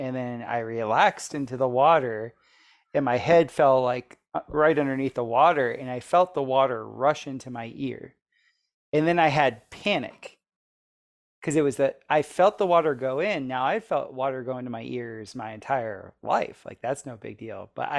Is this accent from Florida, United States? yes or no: yes; Florida, United States; So I grew up in Florida, I was always swimming in the ocean and in natural bodies of water all the time.